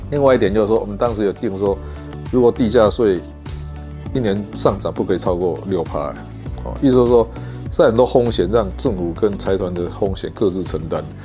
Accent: Taiwan

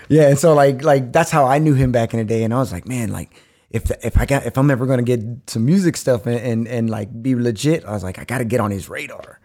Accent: Austin, Texas, United States; also born or lived in Bastrop; I'm born and raised in Austin from Brackenridge Hospital

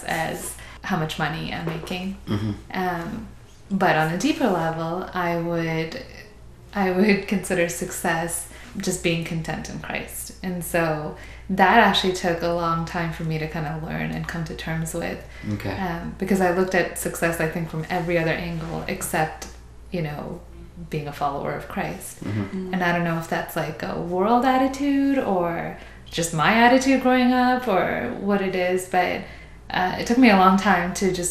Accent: Canada; moved away as an adult; also born or lived in Abu Dhabi, United Arab Emirates; now in Oklahoma City, United States; I'm originally from Abu Dhabi, but I moved to Canada when I was 10, so I consider that home now

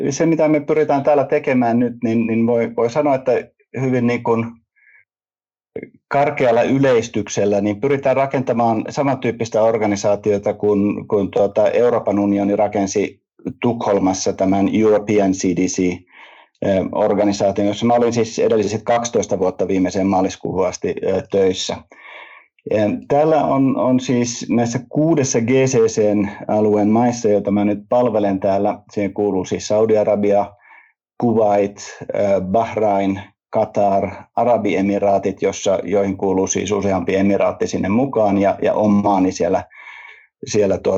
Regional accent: Finland; Ja, ja kyllä meidän niin pienenä kansana Suomessa, niin kyllä me pitää olla niin eturintamassa siinä

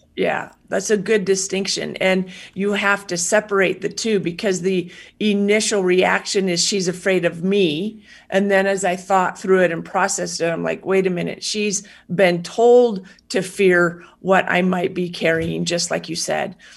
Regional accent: United States; as an American citizen

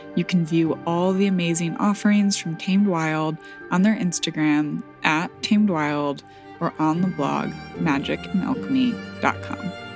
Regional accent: rural southwest Michigan, United States; my hometown in rural southwest Michigan

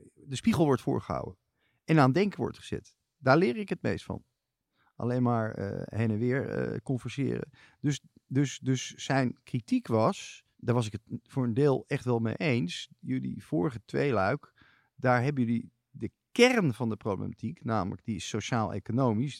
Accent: Amsterdam, North Holland, Netherlands; Ik ben geboren op de Nieuwe Keizersgracht. Ik ben kind van Nieuw-Zuid

